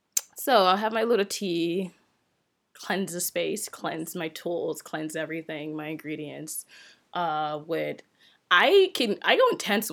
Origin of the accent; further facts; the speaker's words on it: Nigeria; So I'm Nigerian, and my tribe is Yoruba, which is the originate of my name as well, too